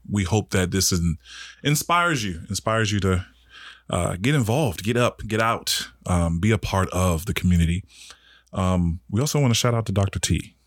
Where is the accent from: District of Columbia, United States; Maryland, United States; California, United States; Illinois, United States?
District of Columbia, United States; Washington; I'm from Northwest D C. Like, I didn't grow up with much